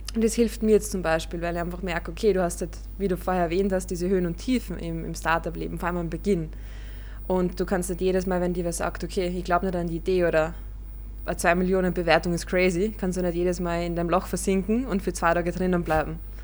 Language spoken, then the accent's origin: German; Vienna, Austria; bei uns in Wien oder in Österreich